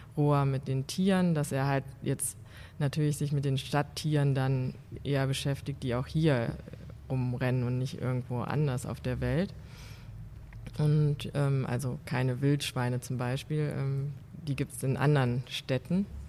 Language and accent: German; Mülheim an der Ruhr, North Rhine-Westphalia, Germany; also born or lived in Aachen; now in Cologne, Germany; Ich bin schon seit Ende der 90er in Köln und komme aus dem Ruhrgebiet